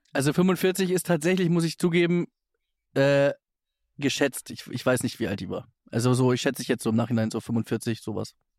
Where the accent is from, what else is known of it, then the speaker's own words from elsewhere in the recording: Hamburg, Germany; wir sind ja beide Hamburger